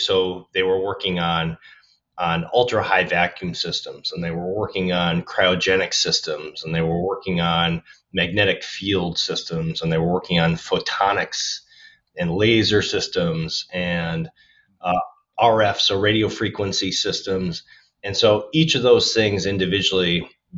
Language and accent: English; Minnesota, United States; I grew up in Minnesota